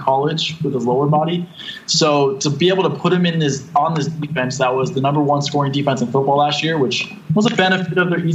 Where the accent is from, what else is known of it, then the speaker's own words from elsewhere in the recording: San Diego, California, United States; being from the San Diego area in Southern California